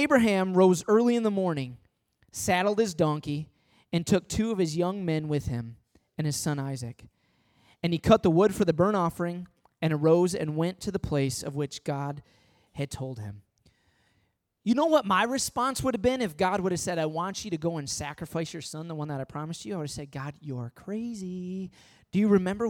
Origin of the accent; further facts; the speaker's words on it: Midwest, United States; moved away as an adult; also born or lived in Michigan; now in Long Island, United States; I was born in the Midwest. I went to college in the Midwest, and then I come to Long Island.